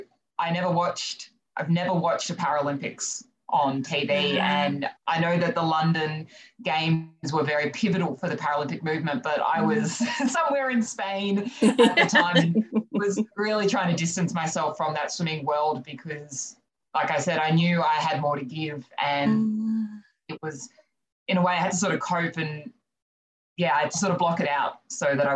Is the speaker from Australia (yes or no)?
yes; Canberra, Australian Capital Territory, Australia; moved away as an adult; also born or lived in New Zealand / Melbourne; now in Sunshine Coast, Australia; I grew up in Canberra, so I was there with Vikings for about 11 years.